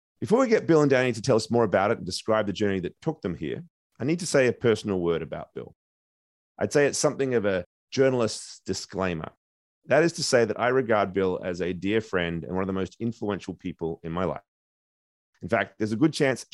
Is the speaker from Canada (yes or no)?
no; Perth, Western Australia, Australia; moved away; Curtin University in my hometown of Perth, where I got my journalism degree 3 decades ago